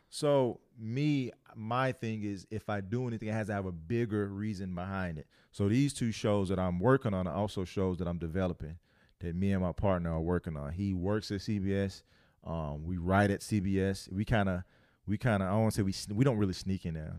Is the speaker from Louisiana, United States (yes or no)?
yes; Louisiana, United States; I'm from Louisiana